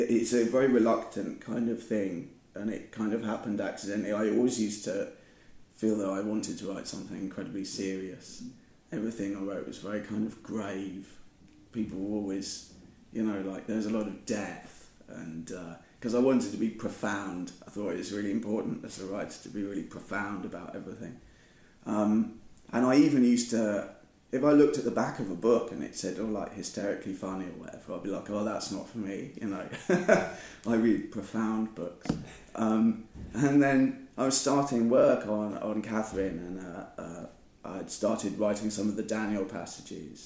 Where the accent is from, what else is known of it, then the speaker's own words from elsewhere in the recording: United Kingdom; I'm a British writer